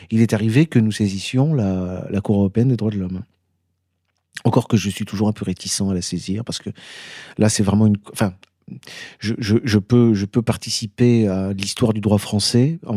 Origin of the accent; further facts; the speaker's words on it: Grenoble, Auvergne-Rhône-Alpes, France; moved away; je suis vraiment Grenoblois.